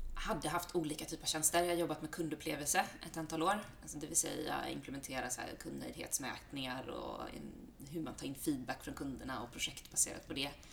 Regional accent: Halmstad, Halland County, Sweden; moved away as an adult; now in Stockholm, Sweden; jag är från Halmstad från början. Eh, bott i Stockholm drygt tio år.

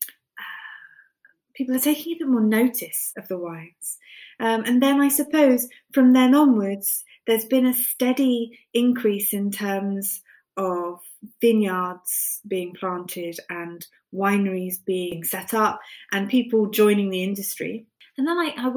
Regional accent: Somerset, South West England, United Kingdom; I grew up in Somerset on the west coast

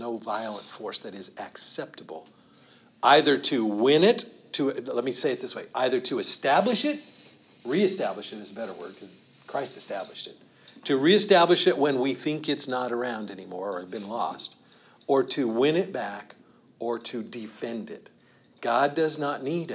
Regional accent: United States; I can only speak for American culture because I'm American, okay? That's all I can speak for. I'm raised an American

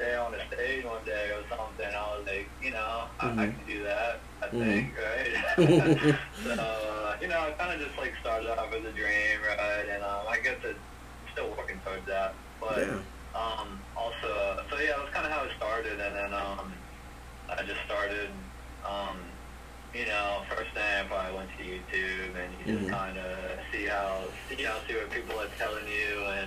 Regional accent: Pensacola, Florida, United States; now in Orlando, United States; originally from Pensacola, Florida

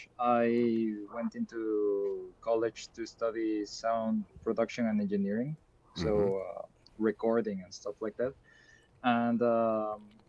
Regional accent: Ecuador; I'm from Ecuador

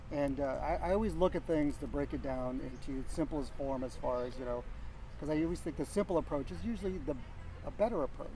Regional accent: Yuba City, California, United States; moved away; also born or lived in San Jose / Bay Area; I was born in San Jose but I lived most of my life up in Northern California in a place called Yuba City

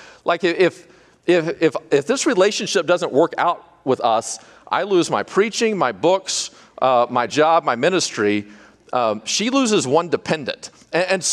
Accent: Arkansas, United States; I'm from Arkansas

